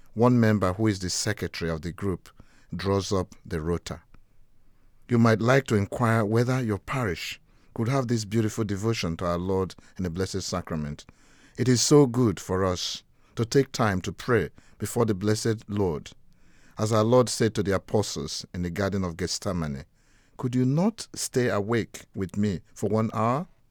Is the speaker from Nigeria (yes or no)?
yes; Nigeria; now in Gravesend, United Kingdom; I grew up in Nigeria, West Africa